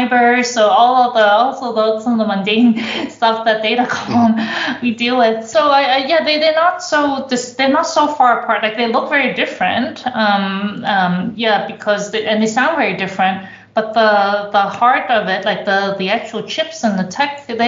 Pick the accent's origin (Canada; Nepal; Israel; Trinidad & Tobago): Canada; also born or lived in Toronto; now in Germany; I come from Canada.